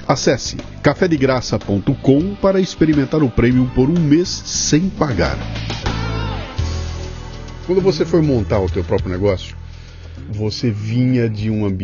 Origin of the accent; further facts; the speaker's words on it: Portugal; Eu sou português, estou aqui, estou cuidando daqui, estamos desenvolvendo tudo aqui em Portugal